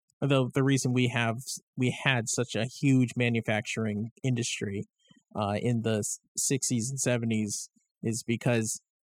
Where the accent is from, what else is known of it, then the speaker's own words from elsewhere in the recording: United States; I'm American.